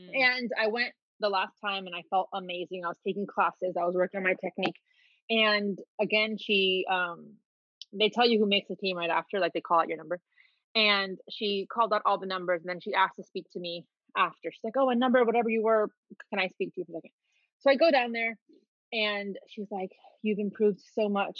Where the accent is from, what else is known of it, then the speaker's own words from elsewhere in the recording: Miami, Florida, United States; also born or lived in Dominican Republic / New York; I grew up in Miami and I've been a dancer my whole life